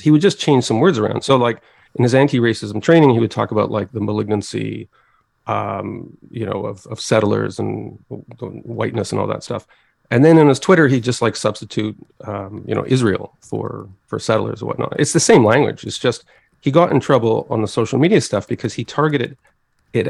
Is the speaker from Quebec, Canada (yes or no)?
yes; Montreal, Quebec, Canada; moved away; I'm from Montreal originally